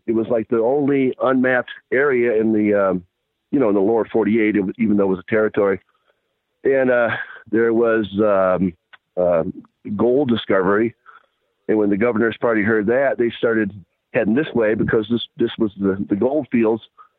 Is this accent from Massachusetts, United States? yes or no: no; Michigan, United States; moved away as an adult; also born or lived in Navajo Reservation; I grew up in Michigan